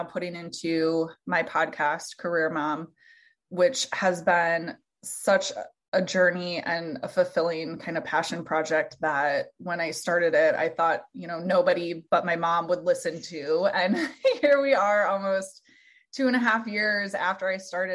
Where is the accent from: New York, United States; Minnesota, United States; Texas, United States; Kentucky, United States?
Minnesota, United States; moved away as an adult; now in Iowa, United States; I was born and raised in Minnesota